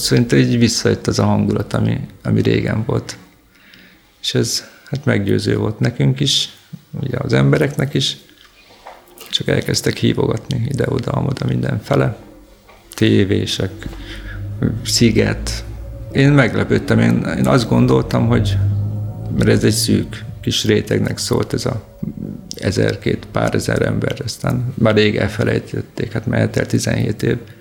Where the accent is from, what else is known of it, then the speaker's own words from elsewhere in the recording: Szeged, Csongrád-Csanád, Hungary; én Szegedi vagyok